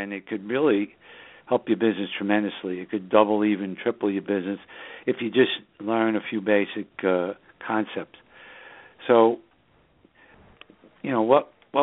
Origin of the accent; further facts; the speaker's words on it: New York City, New York, United States; now in Southern Hudson Valley, United States; that's just the northern suburbs of New York City, my hometown